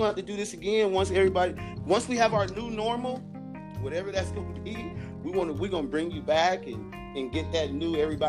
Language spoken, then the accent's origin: English; Shreveport, Louisiana, United States; moved away; I'm from Shreveport